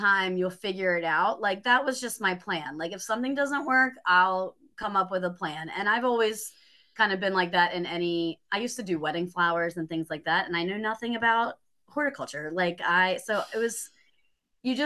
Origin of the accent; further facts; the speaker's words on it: Maryland, United States; now in Greenville, United States; I'm originally from Maryland, and I was living in a town